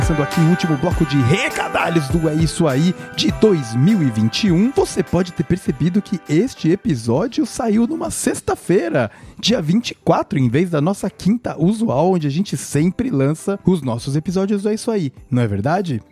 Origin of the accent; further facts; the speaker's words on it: Brazil; moved away; o nosso Natal lá tá 30 graus